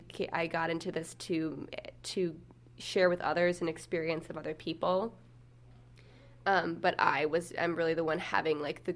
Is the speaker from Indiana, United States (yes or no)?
yes; Bloomington, Indiana, United States; moved away as an adult; now in East Coast, United States; I was born and raised in Bloomington, and I live on the East Coast, and I'm now back home for a few months in Bloomington.